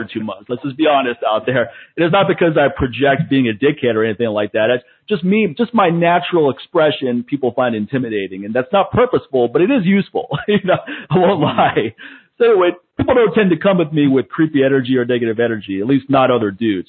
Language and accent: English; East Coast, United States; I'm from the East Coast